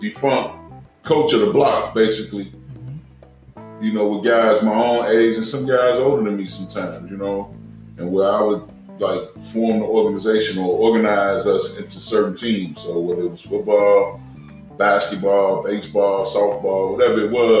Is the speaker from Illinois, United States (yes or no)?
yes; Chicago, Illinois, United States; I grew up in the Chicago public schools